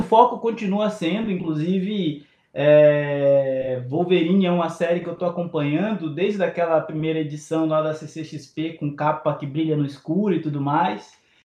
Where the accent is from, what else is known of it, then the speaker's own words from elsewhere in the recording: Bahia, Brazil; Eu sou preto, sou baiano